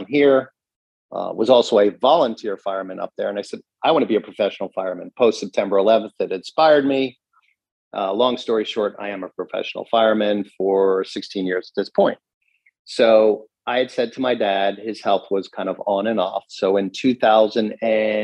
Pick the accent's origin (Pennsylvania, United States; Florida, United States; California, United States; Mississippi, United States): Pennsylvania, United States; Philadelphia; I'm originally from Philadelphia, or the suburbs of Philadelphia